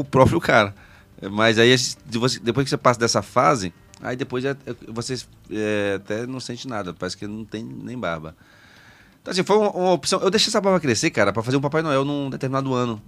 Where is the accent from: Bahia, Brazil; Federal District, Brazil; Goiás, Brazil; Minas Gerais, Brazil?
Federal District, Brazil; Brasília; also born or lived in Bacabal, Maranhão / Piauí; Eu nasci em Bacabal, então. fui pro Piauí, com três anos vim para Brasília. Aí fiquei aqui